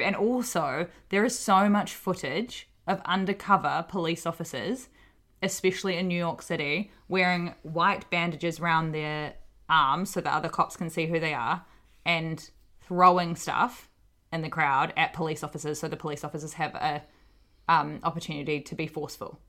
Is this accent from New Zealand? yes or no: yes; Hawke's Bay, New Zealand; also born or lived in Auckland, New Zealand; I'm from Hawke's Bay in New Zealand.